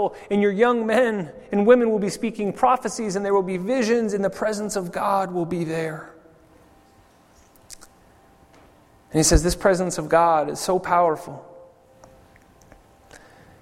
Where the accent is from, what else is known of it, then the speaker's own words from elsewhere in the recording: California, United States; moved away as an adult; also born or lived in Maui, Hawaii; now in Zurich, Switzerland; I grew up in California